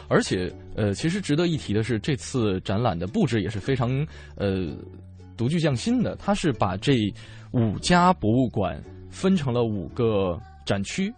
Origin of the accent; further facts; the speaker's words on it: Northeast China, China; now in Beijing, China; 作为东北人来讲